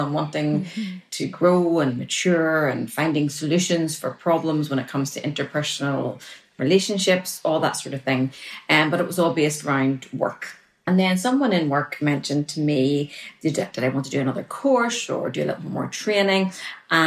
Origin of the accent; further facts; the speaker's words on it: Northern Ireland, United Kingdom; I'm from Northern Ireland because they'll have to adjust to my accent